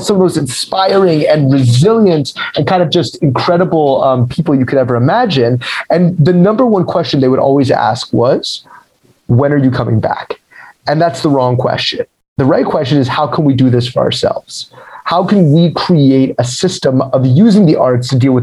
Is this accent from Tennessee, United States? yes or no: no; Denver, Colorado, United States; moved away; also born or lived in Providence, Rhode Island; So I was born in Denver, Colorado. That's where I'm from